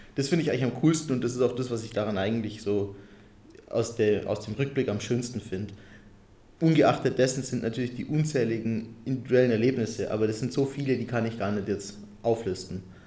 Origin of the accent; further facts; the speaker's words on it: Allgäu / Unterallgäu, Bavaria, Germany; moved away; meine Heimatregion